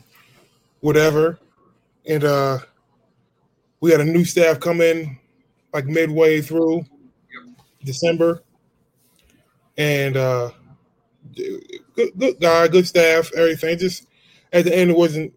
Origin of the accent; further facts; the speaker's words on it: Philadelphia, Pennsylvania, United States; moved away; also born or lived in Gilbert, Arizona; I was born and raised in Philadelphia.